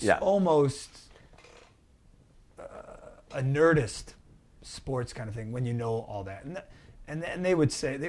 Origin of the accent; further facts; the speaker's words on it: Chicago, Illinois, United States; I grew up on the North Side